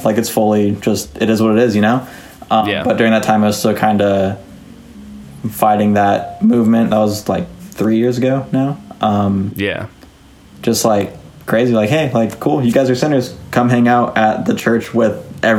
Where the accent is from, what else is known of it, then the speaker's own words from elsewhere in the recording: Los Angeles, California, United States; growing up in Los Angeles. Like, I grew up in La Crescenta, which is like Northeast LA, Glendale, up in the mountains.